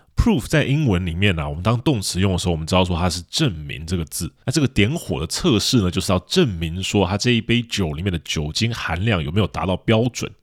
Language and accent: Chinese; Taiwan; 我们台湾人乍看之下还会以为说这里面是要举办什么神秘活动哦